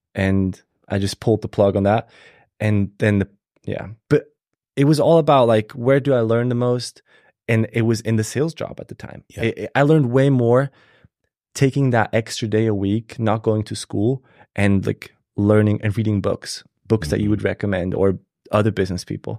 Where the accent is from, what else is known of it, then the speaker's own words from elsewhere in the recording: Switzerland; moved away as an adult; now in United States; I was born and raised in Switzerland